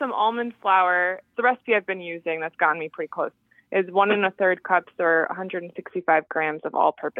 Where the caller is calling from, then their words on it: Milford, Massachusetts, United States; I'm calling from Milford, Massachusetts.